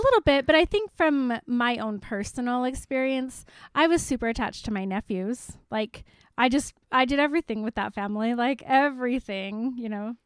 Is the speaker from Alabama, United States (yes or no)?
no; Salt Lake City, Utah, United States; I grew up in Salt Lake